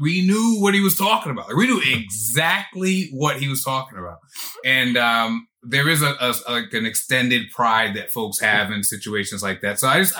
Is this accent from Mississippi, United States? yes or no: no; New York, United States; growing up in New York